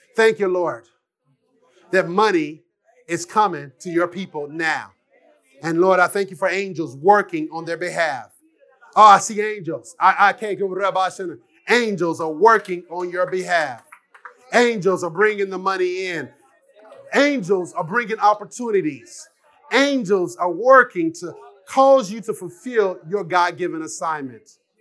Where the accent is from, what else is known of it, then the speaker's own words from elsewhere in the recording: Jonesboro, Arkansas, United States; I'm from Arkansas, Jonesboro, one single mom, you know, just been raised by my mom and my aunts